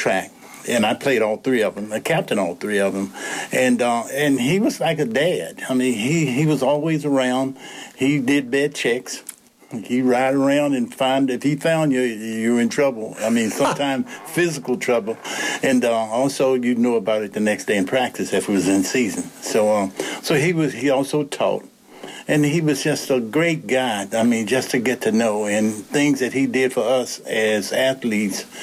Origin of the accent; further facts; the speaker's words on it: Lynchburg, Virginia, United States; also born or lived in Raleigh; I was born in Lynchburg, here in Lynchburg, and I graduated from Dunbar High School.